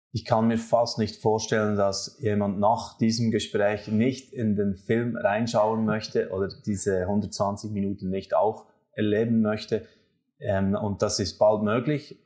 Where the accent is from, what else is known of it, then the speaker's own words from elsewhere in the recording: Switzerland; zwei Schweizer